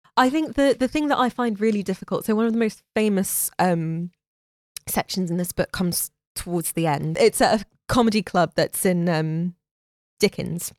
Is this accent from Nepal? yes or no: no; London, United Kingdom; moved away; also born or lived in Florida, United States; I was born in London